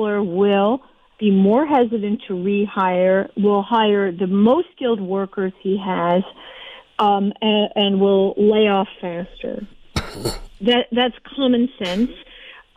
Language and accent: English; Midwest, United States; I grew up with all the romance of unions, too. I'm from the Midwest